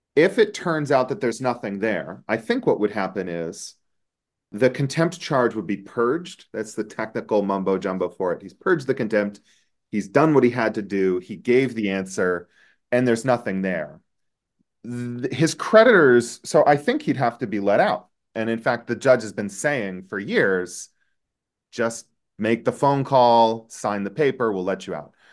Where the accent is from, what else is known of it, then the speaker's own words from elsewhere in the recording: United States; an American attorney and law professor